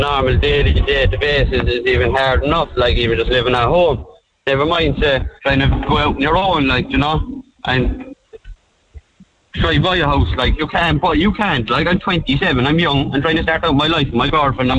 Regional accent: Ireland; it's just, I think it's unfair because we're Irish citizens and we should be looked after first.

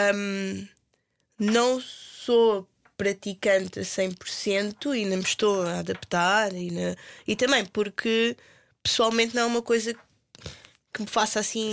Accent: Portugal; moved away as an adult; also born or lived in London; como portugueses cristãos

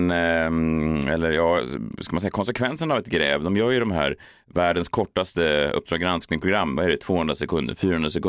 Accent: Gävle, Gävleborg County, Sweden; Jag kommer från Gävle, inte det Norrland, Är det inte där ni knullar björnar och så vidare.

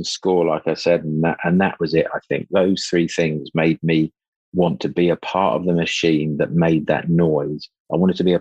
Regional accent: Luton, East of England, United Kingdom; I'm from Luton and my bedroom overlooked the Electrolux car park.

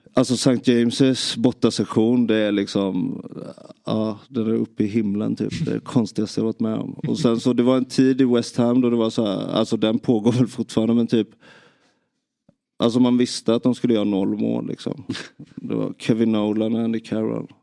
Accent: Nybro, Kalmar County, Sweden; Jag, jag växte upp i, i Nybro

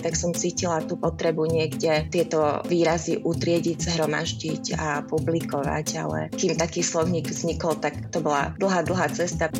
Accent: Košice, Košice Region, Slovakia; moved away as an adult; also born or lived in Prague; now in Czech Republic; Pochádzam z Košíc

